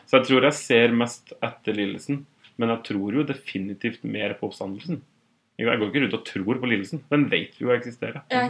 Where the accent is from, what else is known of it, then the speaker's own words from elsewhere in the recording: Otrøya, Møre og Romsdal, Norway; moved away as an adult; now in Oslo, Norway; jeg har jo vært en del hjemme på Otrøya